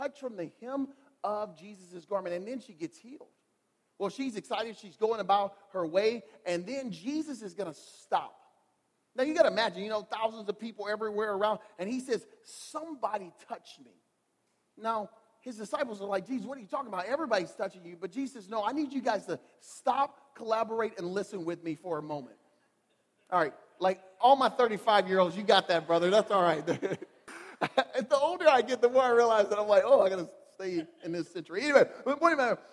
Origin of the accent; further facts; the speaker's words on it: Louisiana, United States; now in Michigan, United States; I'm from Louisiana. Like, born and raised in Louisiana.